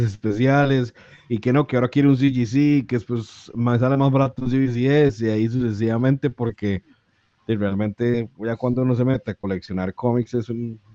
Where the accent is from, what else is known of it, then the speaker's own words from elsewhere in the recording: Costa Rica; nosotros en Costa Rica